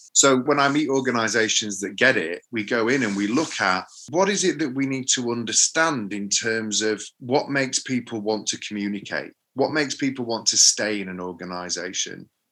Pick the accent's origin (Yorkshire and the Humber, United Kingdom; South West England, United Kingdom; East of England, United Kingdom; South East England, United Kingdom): Yorkshire and the Humber, United Kingdom; Sheffield; I'm from Sheffield, so we have a phrase in Sheffield about being Mardy.